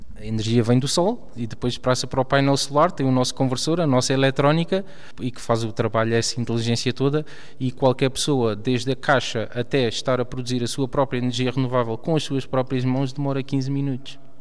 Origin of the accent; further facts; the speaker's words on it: Ponte de Sor, Alentejo, Portugal; moved away; Eu sou de Ponte Sor, sim, é do distrito de Porto Alegre.